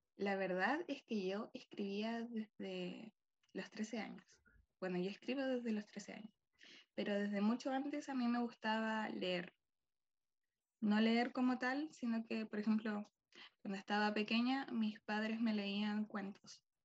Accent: Chile; soy de Chile

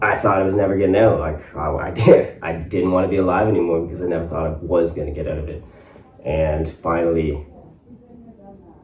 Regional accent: Colborne, Ontario, Canada; also born or lived in Ottawa; now in Cornwall, Canada; move back to my hometown and get into construction

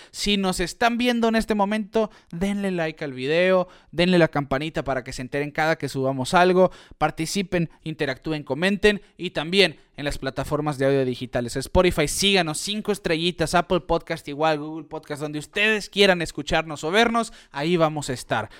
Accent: Mexico; nosotros como mexicanos, hoy estamos a seis horas de Phoenix

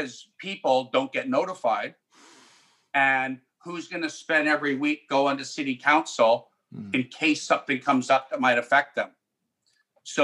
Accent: Delta, British Columbia, Canada; where I grew up in South Delta

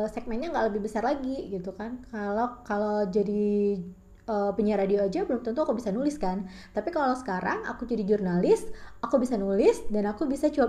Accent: Bengkulu, Indonesia; aku tinggal di Bengkulu lahir dan besar di Bengkulu kuliah di Bengkulu dan bekerja di Bengkulu, menikah dan berpisah pun di Bengkulu.

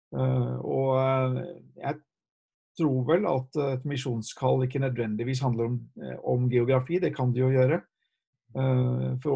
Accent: Haugesund, Rogaland, Norway; also born or lived in Japan; Hun fra Trondheim og jeg har vokst opp i Haugesund, selv om det ikke høres sånn ut. Eh, vi hadde vært misjonærer i Japan i tolv år

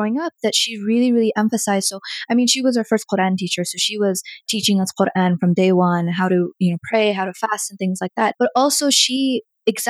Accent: Colorado, United States; also born or lived in Bihar, India / New Jersey; We were in New Jersey for a while and then we came to Colorado

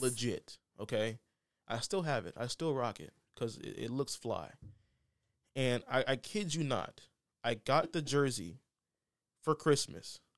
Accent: Houston, Texas, United States; I was born in Houston

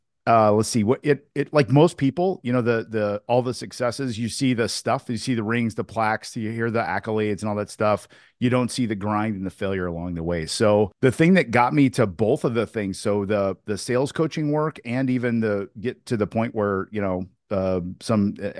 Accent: Newburgh, Indiana, United States; And we moved from Indianapolis, Indiana to my hometown, my small hometown in Southern Indiana called Newburgh, Indiana, on the river, Ohio River, on the border of Kentucky and Indiana.

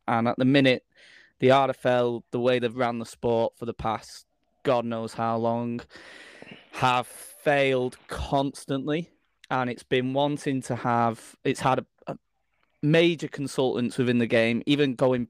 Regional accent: St Helens, North West England, United Kingdom; So I'm from St. Helens, that's why I support Saints.

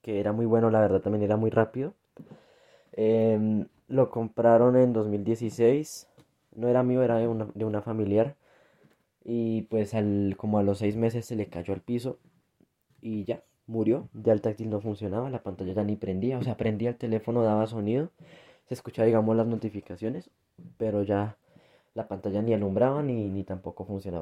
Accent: Colombia; now in Bogotá, Colombia; Aquí en mi país

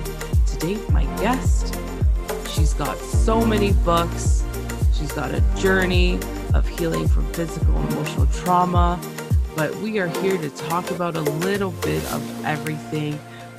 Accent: Canada; first language Spanish; English is a second language; my parents are from Nicaragua. And I was born in Canada. So I was taught Spanish as soon as I came out, basically. And I didn't speak English until I got to school, when I was in like 3 or 4

